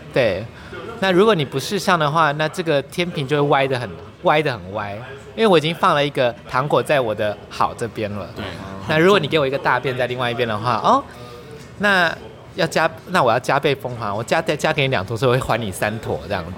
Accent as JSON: {"language": "Chinese", "town": "Taitung", "region": "Taitung County", "country": "Taiwan", "said": "我是台东人"}